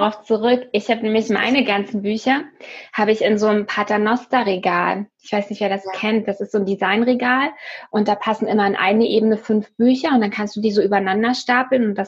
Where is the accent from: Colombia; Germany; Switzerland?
Germany; Hamburg; aus Hamburg.